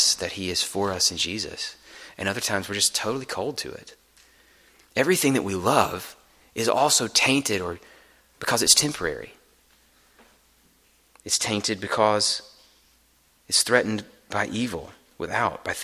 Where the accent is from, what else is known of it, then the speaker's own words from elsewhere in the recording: the South, United States; I'm from the South